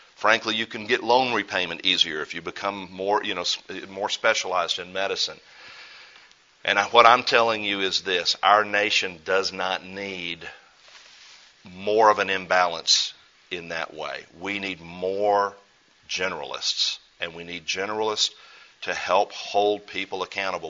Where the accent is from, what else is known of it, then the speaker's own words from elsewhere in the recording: United States; as an American